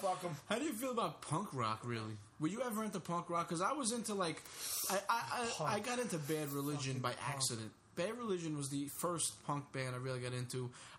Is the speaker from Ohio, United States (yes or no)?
no; Brooklyn, New York, United States; born there; So we were born in Brooklyn, Bay Ridge, Brooklyn.